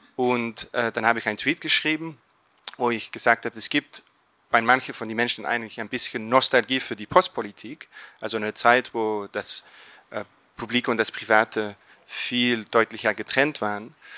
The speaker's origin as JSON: {"language": "German", "region": "Flanders", "country": "Belgium", "second_language": "German", "said": "in Flandern oder Belgien, wo ich herkomme"}